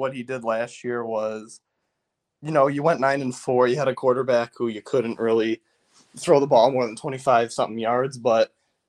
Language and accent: English; Chicago, Illinois, United States; I grew up in Chicago, so, you know, I love the basketball scene.